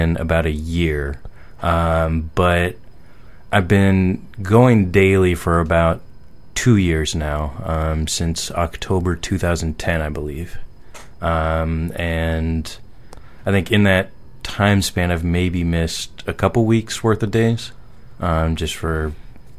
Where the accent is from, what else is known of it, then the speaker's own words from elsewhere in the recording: Seattle, Washington, United States; now in New York, United States; when I was growing up in Seattle, we used to come up here all the time as a kid